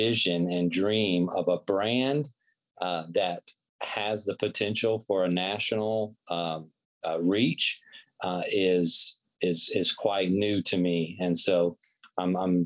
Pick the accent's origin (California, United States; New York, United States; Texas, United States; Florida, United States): Florida, United States; Pensacola; my hometown of Pensacola, Florida